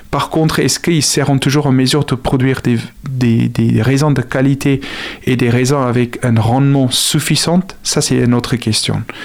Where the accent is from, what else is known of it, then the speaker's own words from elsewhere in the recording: South Africa; French is a second language; now in France; je suis originaire d'Afrique du Sud.